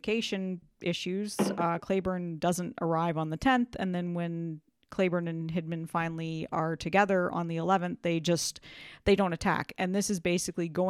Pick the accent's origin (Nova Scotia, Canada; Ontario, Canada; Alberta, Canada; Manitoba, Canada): Ontario, Canada; London; my hometown in London, Ontario.